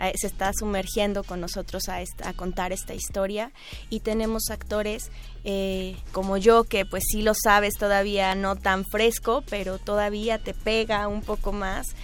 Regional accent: Mexico; Yo tenía una inquietud como mexicana

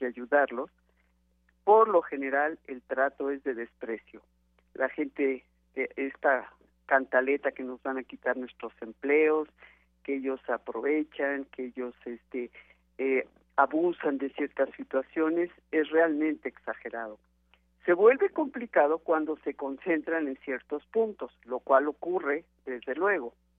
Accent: Mexico; todos somos mexicanos

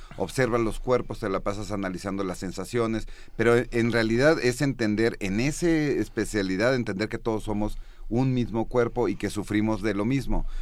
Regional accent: Mexico; soy mexicano

